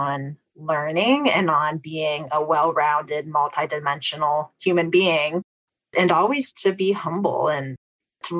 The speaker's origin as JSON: {"language": "English", "town": "Fort Wayne", "region": "Indiana", "country": "United States", "tie": "born or raised there", "said": "Midwestern girl at heart. I was born in Fort Wayne, Indiana, one of four siblings and middle child"}